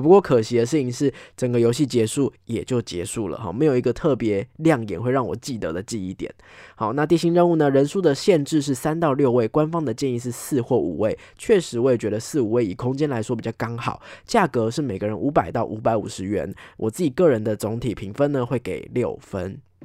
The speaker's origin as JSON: {"language": "Chinese", "region": "Taipei", "country": "Taiwan", "said": "身为一个台北人"}